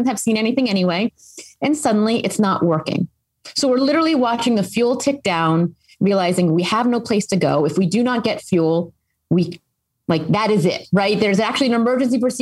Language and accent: English; Philadelphia, Pennsylvania, United States; moved away as an adult; I grew up in the Philadelphia area for those who are maybe in the region, and I went to the school I now run.